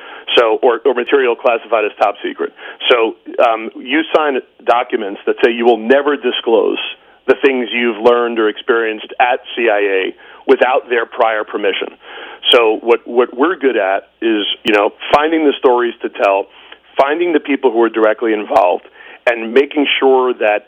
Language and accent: English; New York City, New York, United States; I'm a New Yorker